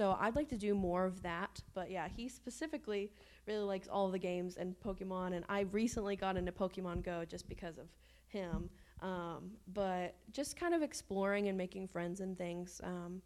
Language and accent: English; Shepherdsville, Kentucky, United States; also born or lived in Frankfort, Kentucky; we're from Kentucky